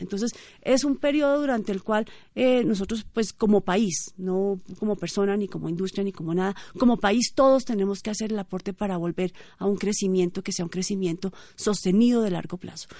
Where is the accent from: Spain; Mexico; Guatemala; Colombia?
Colombia; nosotros como colombianos